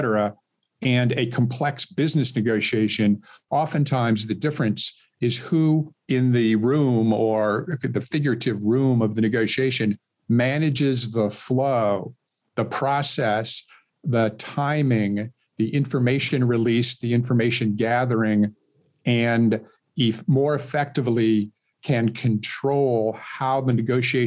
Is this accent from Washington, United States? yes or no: yes; Seattle, Washington, United States; moved away as an adult; also born or lived in Miami, Florida / Silicon Valley, California; I was born and raised in Seattle